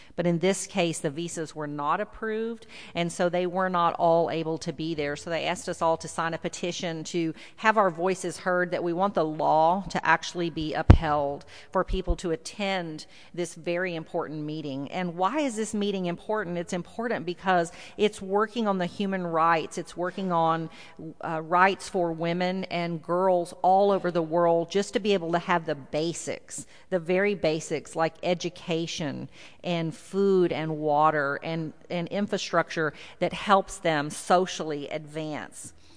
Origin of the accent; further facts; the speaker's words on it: South Texas, United States; now in Houston, United States; I grew up in South Texas, and I live in Houston, so you might hear a little bit of that y'all come out